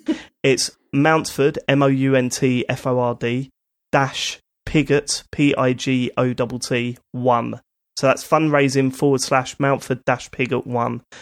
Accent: United Kingdom; we're British

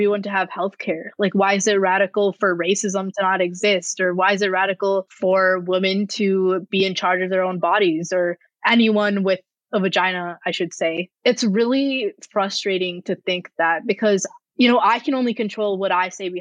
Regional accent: Rochester, United States; my hometown in Rochester

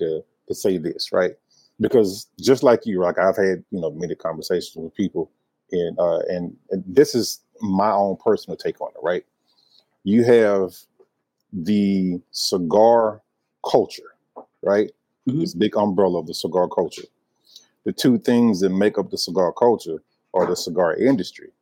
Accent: Alabama, United States; also born or lived in Georgia / Nashville, Tennessee; now in Charlotte, United States; So I was born in Georgia. I was raised in Alabama.

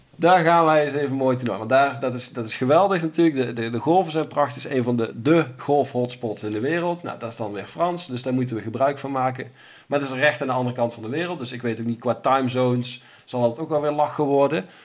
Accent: Netherlands; wij als Nederlanders

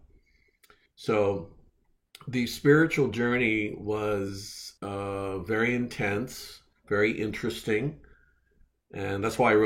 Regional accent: Philadelphia, Pennsylvania, United States; now in San Diego, United States; Here in San Diego, where I wasn't born here, I was born in Philadelphia, but here I am in San Diego.

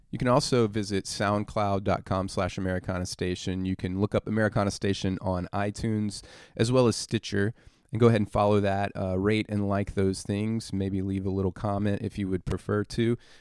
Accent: Louisiana, United States; I'm from Louisiana

